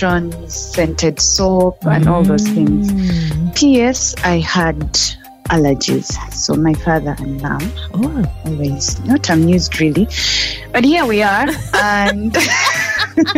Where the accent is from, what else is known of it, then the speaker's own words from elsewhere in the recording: Kampala, Central Region, Uganda; also born or lived in Jinja, Uganda; I am Ugandan. I grew up in Uganda